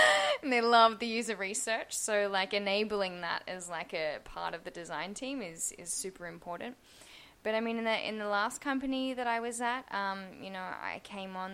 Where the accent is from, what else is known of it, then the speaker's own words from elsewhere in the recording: Australia; moved away as an adult; also born or lived in Singapore / Poland / London; now in Berlin, Germany; I am from Australia